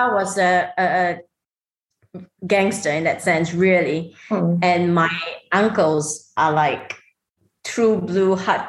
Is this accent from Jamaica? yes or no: no; Singapore; now in Dubai, United Arab Emirates; I mean, I'm Singaporean. I lived in Singapore.